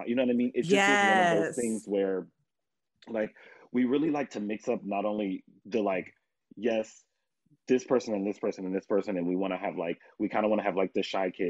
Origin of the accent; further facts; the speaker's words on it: Indianapolis, Indiana, United States; like I said, we're from Indianapolis and our treble ensembles here are so competitive.